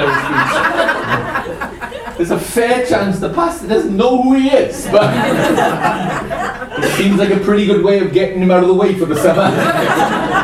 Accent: Welsh, Wales, United Kingdom; I'm Welsh.

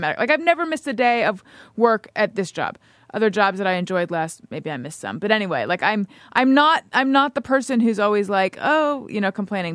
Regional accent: Orange County, California, United States; I grew up in Orange County

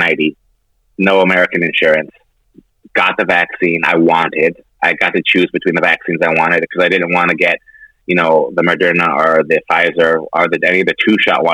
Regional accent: Canada; now in United States; I'm Canadian

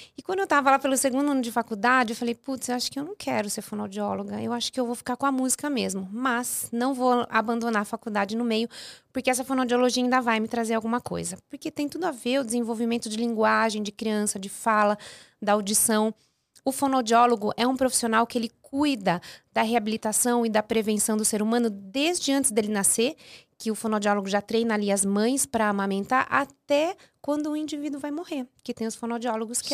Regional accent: Piracicaba, São Paulo, Brazil; estudei num conservatório muito muito bom lá na minha cidade, que hoje não existe mais, o Conservatório Dramático e Musical de Piracicaba

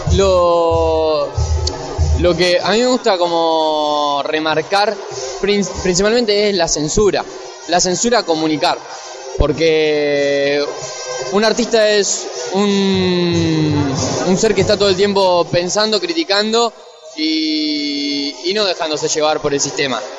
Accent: Rosario, Santa Fe, Argentina; now in Buenos Aires, Argentina; Yo soy de Rosario, eh, ahora estoy viviendo acá

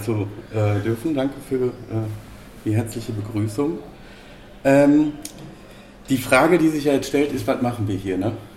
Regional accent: Bochum, North Rhine-Westphalia, Germany; beide Urgesteine Bochumer

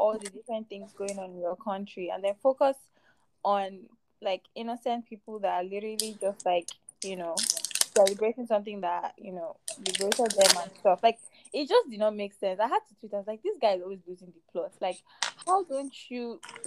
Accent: Nigeria; all of us are Nigerians

